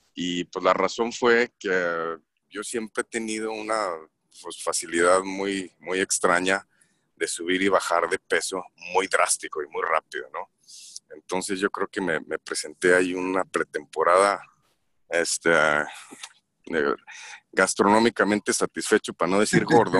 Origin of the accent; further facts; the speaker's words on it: Torreón, Coahuila, Mexico; moved away as an adult; also born or lived in San Francisco, United States / Italy; now in Stockholm, Sweden; soy originario de Torreón, Coahuila